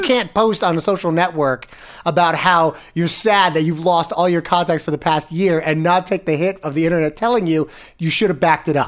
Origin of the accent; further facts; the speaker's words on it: Florida, United States; now in New York, United States; I come from Florida